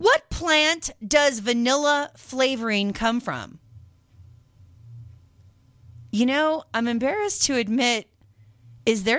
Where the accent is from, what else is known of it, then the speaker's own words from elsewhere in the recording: Washington, United States; I grew up in Washington State